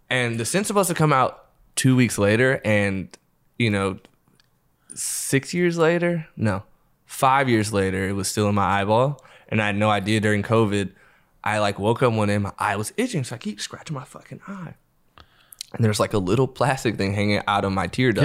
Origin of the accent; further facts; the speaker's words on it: Los Angeles, California, United States; I grew up in L.A.